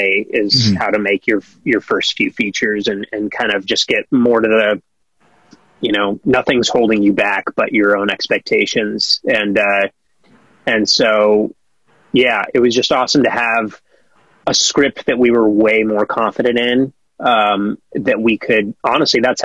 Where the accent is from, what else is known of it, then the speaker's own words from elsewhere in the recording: Colorado, United States; now in Los Angeles, United States; I'm from Colorado